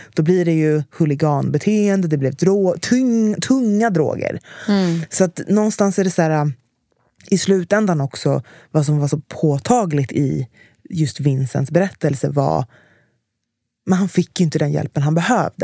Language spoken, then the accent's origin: Swedish; Stockholm, Stockholm County, Sweden; jag växte upp i Enskededalen